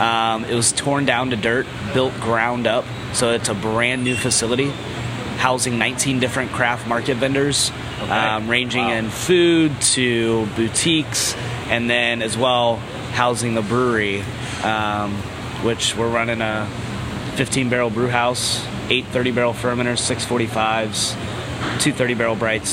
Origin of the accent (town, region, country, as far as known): Florida, United States